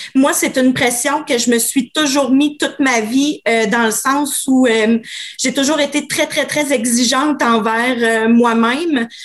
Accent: Quebec City, Quebec, Canada; je suis une fille euh, de Québec, 39 ans

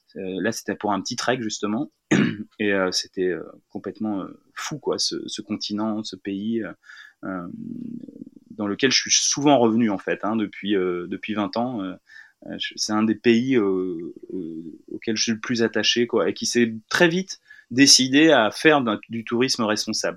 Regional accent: Tourville-sur-Odon, Normandy, France; je suis originaire de Tourville-sur-Odon, dans le Calvados

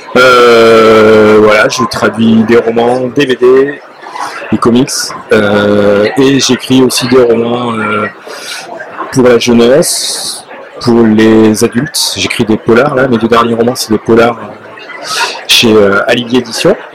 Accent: France; moi en tant que Français

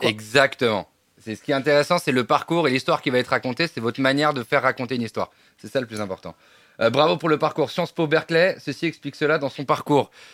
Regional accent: Provence-Alpes-Côte d'Azur, France; moved away; also born or lived in Paris; je viens de la Côte d'Azur.

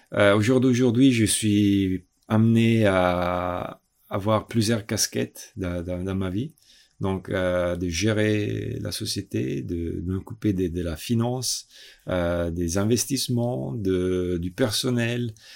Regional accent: Italy; moved away; also born or lived in Milan; je suis italien

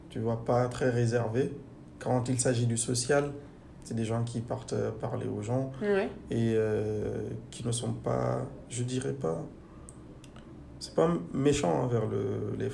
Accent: Guinea; now in France; j'ai retrouvé chez eux des choses que j'ai chez moi en Guinée.

